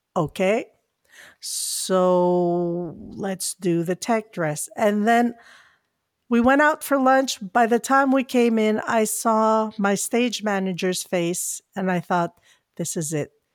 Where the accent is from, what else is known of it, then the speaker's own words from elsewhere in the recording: Philippines; I'm a Filipino